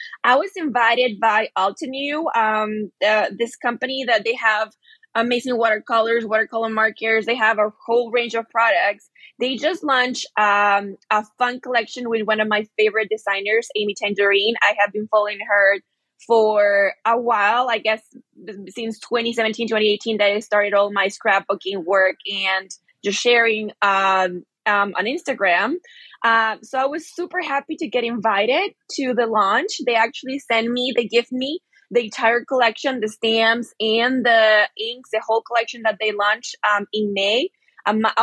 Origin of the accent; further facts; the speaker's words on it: Guatemala; moved away as an adult; also born or lived in South Korea; now in San Antonio, United States; I'm originally from Guatemala, and I've been living here in the U.S. for about 5 years because of my work